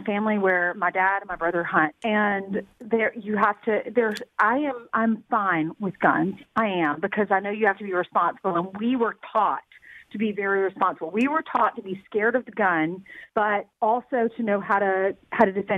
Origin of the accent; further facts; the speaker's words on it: the South, United States; I grew up in the South